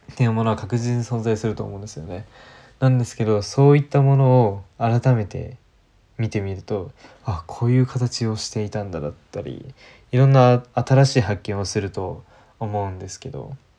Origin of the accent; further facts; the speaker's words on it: Japan; 日本に生まれている自分